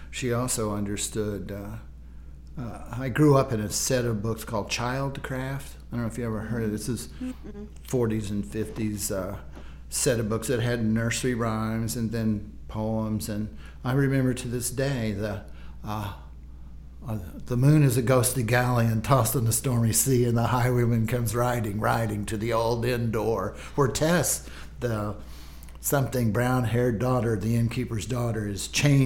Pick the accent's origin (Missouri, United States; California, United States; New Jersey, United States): Missouri, United States; Springfield; moved away as an adult; also born or lived in San Francisco / Texas; I grew up with him in Springfield, Missouri